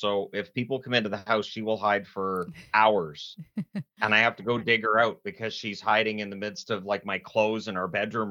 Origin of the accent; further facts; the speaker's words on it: British Columbia, Canada; also born or lived in Ontario / Newfoundland; I was born in Ontario. I lived in Newfoundland. I moved around Canada a bit, but by the time I was four, I was planted in BC.